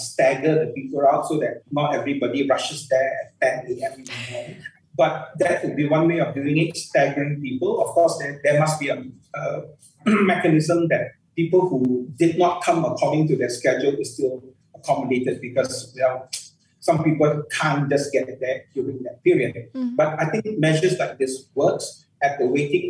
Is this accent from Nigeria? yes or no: no; Malaysia; as a Malaysian